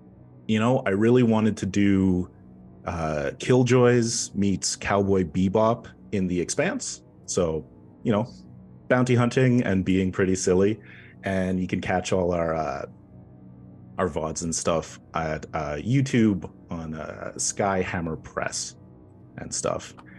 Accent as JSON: {"language": "English", "country": "Canada"}